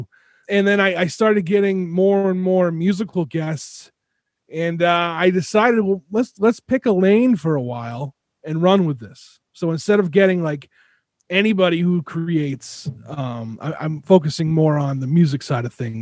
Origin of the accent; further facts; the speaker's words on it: Southern Rhode Island, United States; growing up where I lived in Rhode Island, Southern Rhode Island